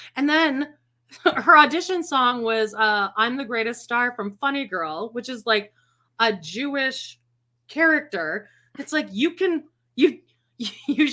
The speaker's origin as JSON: {"language": "English", "country": "Canada", "also_born_or_lived": "New York", "moved": "as an adult", "said": "I'm Canadian"}